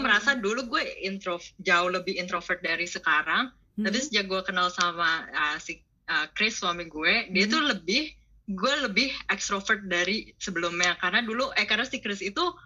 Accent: Sanur, Bali, Indonesia; moved away as an adult; now in Netherlands; Kenal Dagu dari SD di Sanur, jadi udah lama banget kenal Dagu sampai SMA

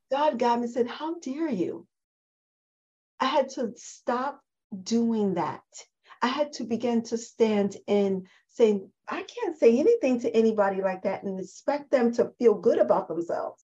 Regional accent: New York City, New York, United States; I'm a girl from the Bronx

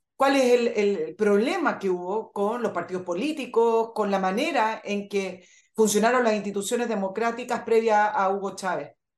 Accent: Chile; en mi país

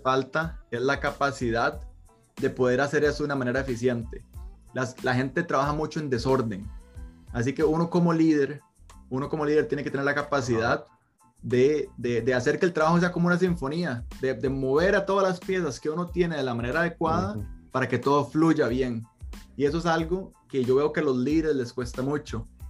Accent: Costa Rica; moved away

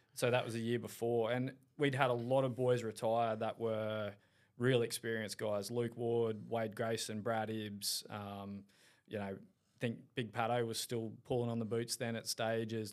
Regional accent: Caloundra, Queensland, Australia; Caloundra boy, born and raised in Caloundra

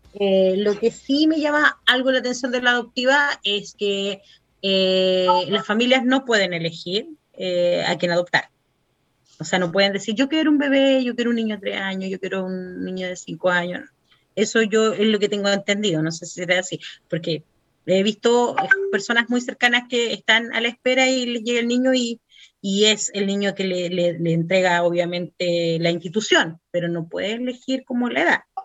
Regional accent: Chile

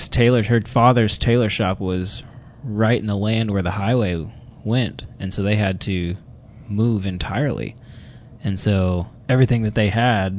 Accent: Lake Highlands, Texas, United States; Lake Highlands.

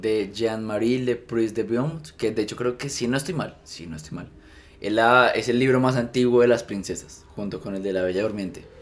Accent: Colombia; soy colombiano

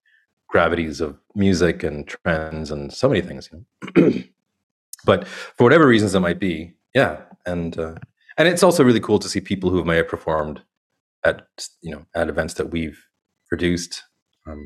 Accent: Canada; now in India; growing up in Canada

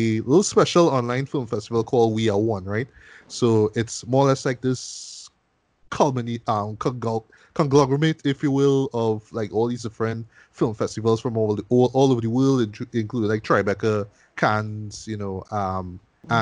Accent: Trinidad & Tobago; me being a Trinidadian

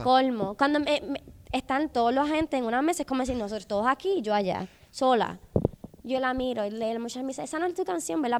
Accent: Puerto Rico; moved away as an adult; now in Los Angeles, United States; yo, yo, yo soy de Puerto Rico

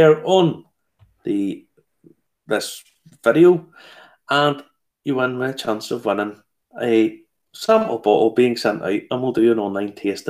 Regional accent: Ballymena, Northern Ireland, United Kingdom; born or raised there

